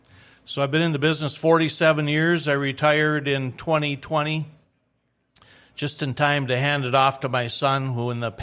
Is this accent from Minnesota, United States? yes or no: yes; Moorhead, Minnesota, United States; moved away as an adult; also born or lived in Wyoming / Colorado / New Orleans / Fargo; now in Grand Forks, United States; I grew up in Moorhead, Minnesota, down the road